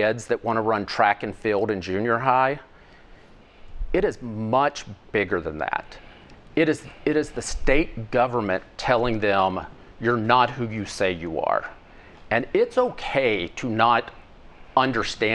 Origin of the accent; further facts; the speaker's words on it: Pemiscot County, Missouri, United States; also born or lived in Cooter, Missouri; where I grew up in Pemiscot County